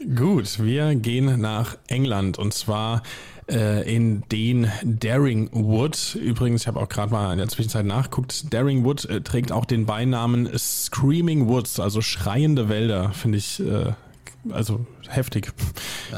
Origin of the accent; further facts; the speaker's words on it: Hesse, Germany; Wir sind beides gebürtige Hessen